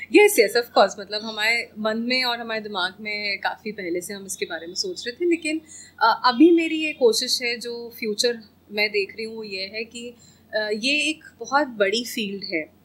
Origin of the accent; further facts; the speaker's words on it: Bhopal, Madhya Pradesh, India; Bhopal I I love the city मैं यहीं से हूँ